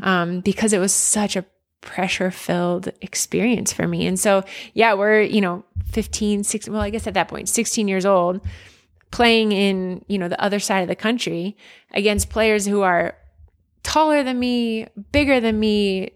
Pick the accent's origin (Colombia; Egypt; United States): United States; Pottstown, Pennsylvania; a girl growing up in Pottstown, Pennsylvania